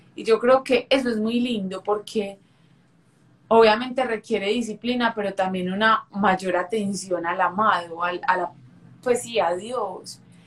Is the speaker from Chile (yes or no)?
no; Medellín, Antioquia, Colombia; soy de Medellín, de una ciudad de aquí de Colombia